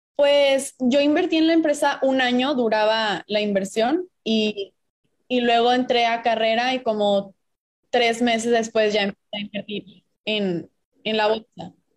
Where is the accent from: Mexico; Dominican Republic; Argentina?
Mexico; Puebla; moved away as an adult; now in Monterrey, Mexico; yo soy de Puebla, llevo aquí en Monterrey seis años